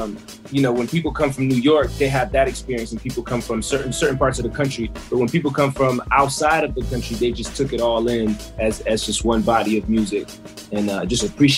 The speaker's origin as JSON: {"language": "English", "country": "Belgium", "tie": "born or raised there", "second_language": "English", "said": "I grew up in Belgium in the late 80s, and it made no difference. We didn't know what East Coast, West Coast was."}